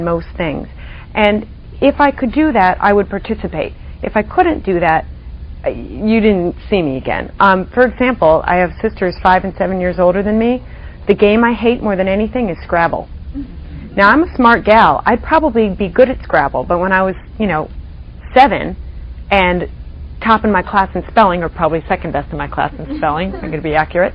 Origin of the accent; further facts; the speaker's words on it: Washington, District of Columbia, United States; moved away as an adult; also born or lived in Providence, Rhode Island; I grew up in the Washington, D.C. area